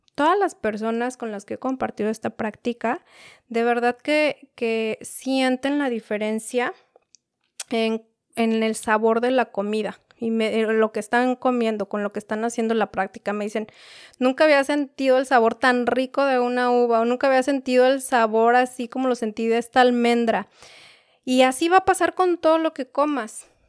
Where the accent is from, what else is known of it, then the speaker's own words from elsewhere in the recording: Mexico City, Mexico; Yo soy de la Ciudad de México